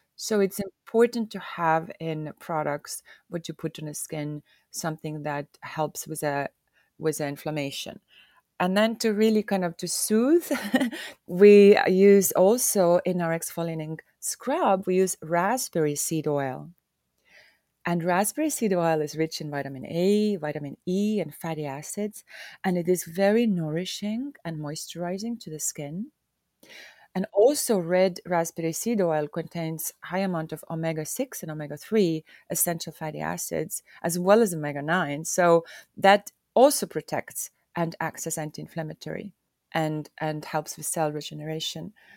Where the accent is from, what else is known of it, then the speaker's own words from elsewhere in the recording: Hiiumaa, Hiiu County, Estonia; I am from Estonia, more so from the island of Hioma